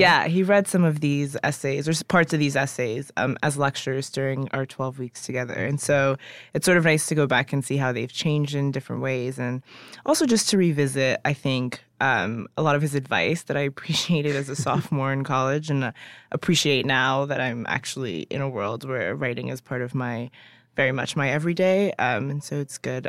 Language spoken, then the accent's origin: English; United States; also born or lived in Ghana; I was born in Ghana, but my, but I was raised here